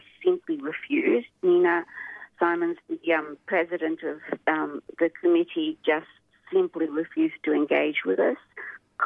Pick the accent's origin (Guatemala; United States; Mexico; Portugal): Portugal; now in Australia; I was born in Portugal.